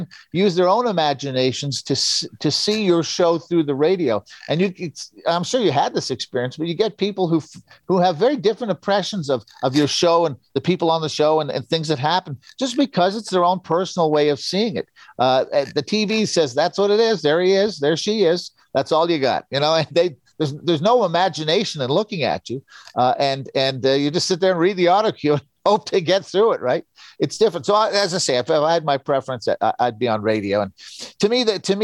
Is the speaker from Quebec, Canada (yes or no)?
yes; Montreal, Quebec, Canada; I was like 10 years old growing up in Montreal